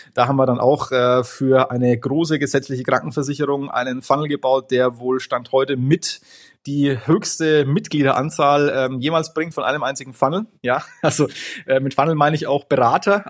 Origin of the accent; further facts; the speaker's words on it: Franconia, Bavaria, Germany; bei uns in Franken